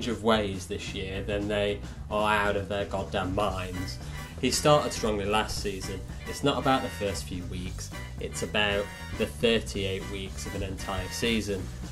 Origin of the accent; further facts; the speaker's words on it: Chesterfield, East Midlands, United Kingdom; I'm from Chesterfield in Derbyshire.